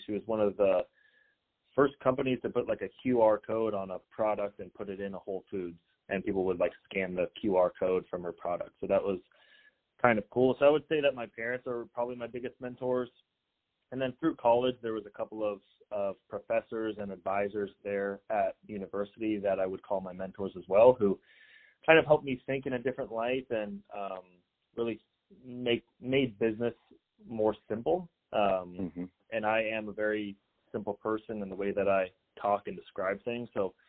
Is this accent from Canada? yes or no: yes; Canada; now in United States; we came from Canada in 2000. So my dad kind of had to hold a job in order for us to get citizenship here.